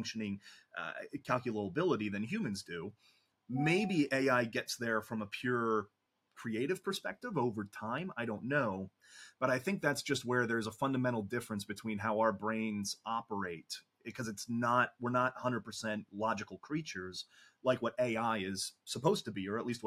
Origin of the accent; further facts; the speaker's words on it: United States; I'm American